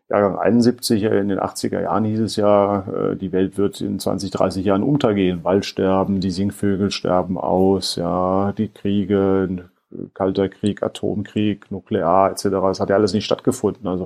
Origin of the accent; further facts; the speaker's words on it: Rhineland-Palatinate, Germany; Ich komme aus der Gegend des Ahrtals, ähm, von daher ähm, viele im Ahrtal sagen auch